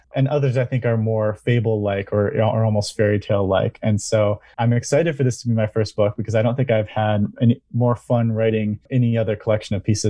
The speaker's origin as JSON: {"language": "English", "town": "Eastpointe", "region": "Michigan", "country": "United States", "tie": "born or raised there", "said": "So I am a Michigander. I was born and raised in East Point and went to school right here in Michigan at Saginaw Valley."}